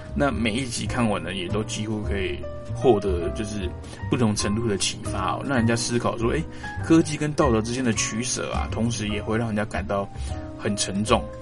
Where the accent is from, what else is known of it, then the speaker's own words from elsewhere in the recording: Taiwan; 我是从民主社会出来的